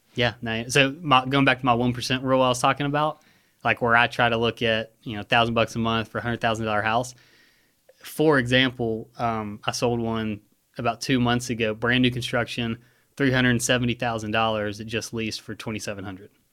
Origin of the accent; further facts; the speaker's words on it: Hoover, Alabama, United States; also born or lived in Bluff Park, Alabama; I grew up in Hoover, uh, Rachel and I live in Bluff Park now